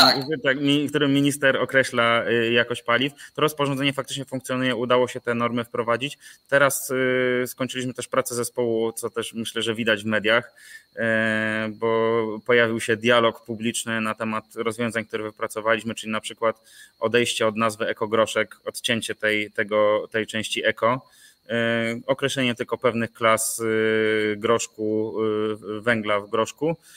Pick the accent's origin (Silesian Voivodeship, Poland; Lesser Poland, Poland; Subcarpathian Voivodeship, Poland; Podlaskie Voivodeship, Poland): Lesser Poland, Poland; Nowy Sącz; moved away as an adult; also born or lived in Kraków; pochodzę z Nowego Sącza